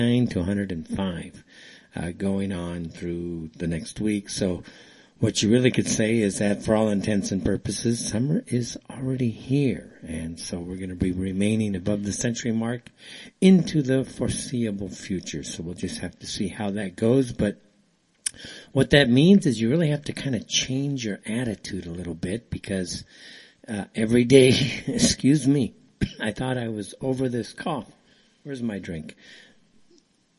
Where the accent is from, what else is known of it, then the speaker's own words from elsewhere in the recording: United States; now in Saudi Arabia; I'm from the States